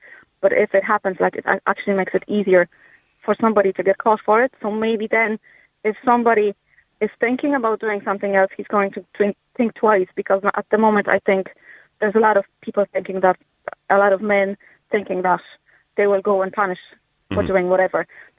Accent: Poland; English is a second language; now in Cork, Ireland; I'm from Poland.

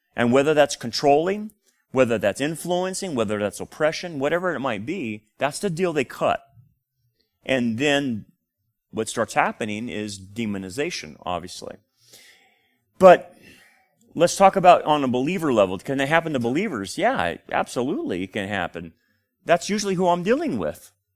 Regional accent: Delano, California, United States; When I grew up in Delano, we had a lot of people

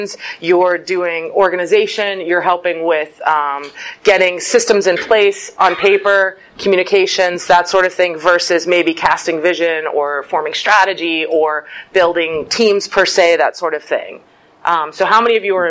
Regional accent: Pittsburgh, Pennsylvania, United States; moved away as an adult; now in Cleveland, United States; I lived a really long time in Pittsburgh my whole life, except for 4 years ago. Moved to Cleveland

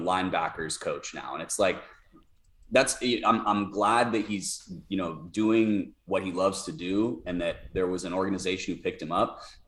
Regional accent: San Diego, California, United States; moved away; also born or lived in Pittsburgh, United States; I grew up in San Diego.

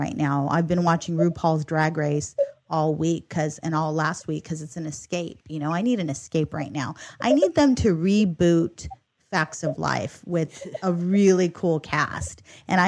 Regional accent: Inland Empire, California, United States; we are girls from the Inland Empire who live in the Inland Empire

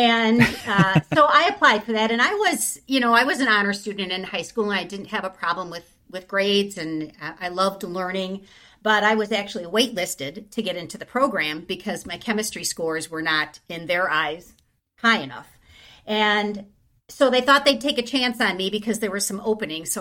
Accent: Wisconsin, United States; I didn't grow up on a farm, even though I'm from Wisconsin

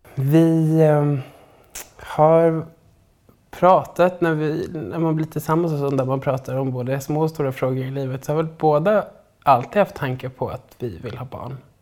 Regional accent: Stockholm, Stockholm County, Sweden; also born or lived in Sundsvall; kommer från Stockholm

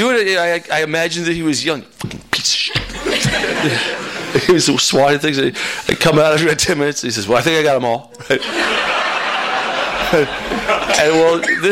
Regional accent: Claremont, California, United States; also born or lived in Iowa; Montclair, which is right next door to where I grew up in Claremont

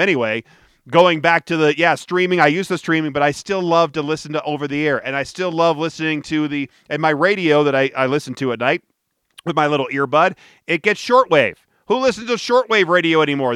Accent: Detroit, Michigan, United States; now in Denver, United States; I was growing up in Detroit

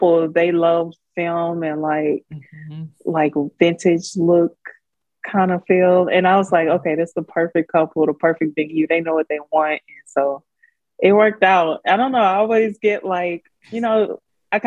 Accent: Baton Rouge, Louisiana, United States; moved away as an adult; also born or lived in Houston / Korea; I'm from Baton Rouge

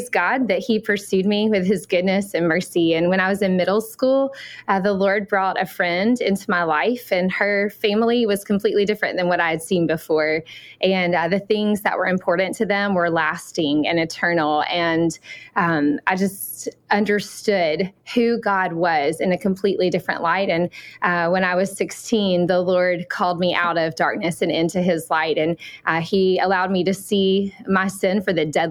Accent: Alabama, United States; accent: Southern; moved away as an adult; I grew up in Alabama, so that's for my Southern accent

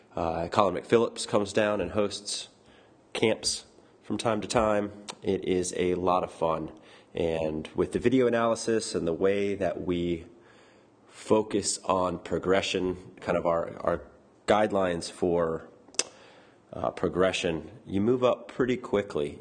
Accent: Florida, United States; moved away; I grew up in Florida

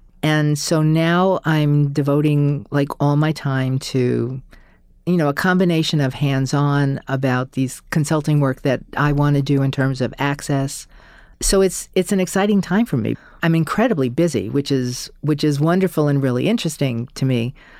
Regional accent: New York, United States; I think, you know, especially I'm a New Yorker, and especially in a city like New York, which is so big and vast

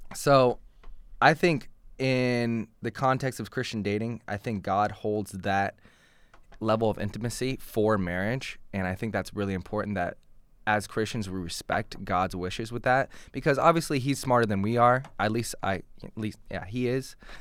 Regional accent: Portland, Oregon, United States; now in Massachusetts, United States; I was born and raised in Portland, Oregon

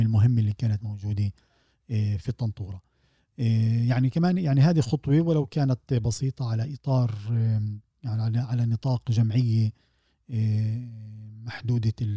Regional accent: Palestine

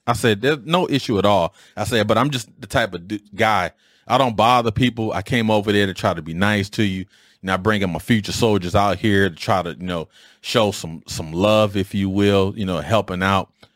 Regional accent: Detroit, Michigan, United States; I grew up in Detroit. All of us grew up in Detroit

